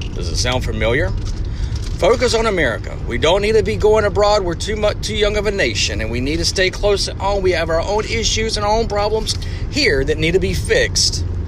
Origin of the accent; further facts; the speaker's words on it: the South, United States; Now, I'm from the South. I love my Southern heritage.